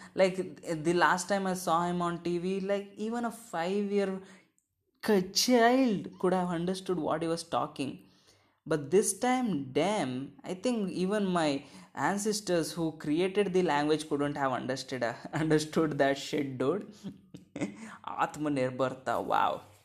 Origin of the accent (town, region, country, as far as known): India